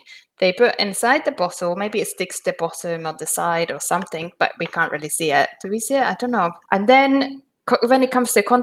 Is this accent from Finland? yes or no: yes; Finland; I'm from Finland